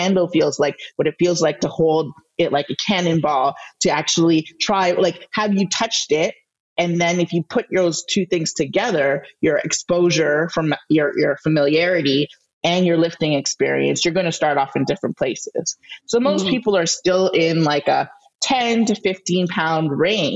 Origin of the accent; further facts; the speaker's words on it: Canada; I'm Canadian.